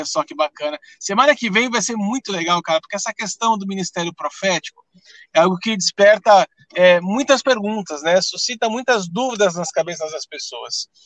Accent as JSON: {"language": "Portuguese", "region": "São Paulo", "country": "Brazil", "lives_now": "Curitiba, Brazil", "said": "quando eu saí de São Paulo, a questão da nomenclatura e a forma como se trata pastores aqui em Curitiba foi um pouco diferente da nossa realidade aí de São Paulo, né?"}